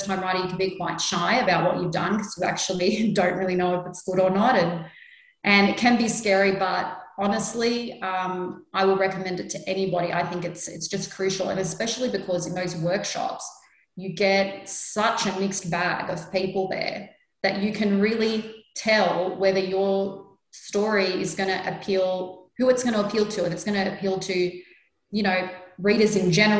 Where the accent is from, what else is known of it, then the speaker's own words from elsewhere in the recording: Sydney, New South Wales, Australia; I'm a Lebanese woman born and raised in Sydney. And like Nicole, my beginnings are also out in Sydney's West.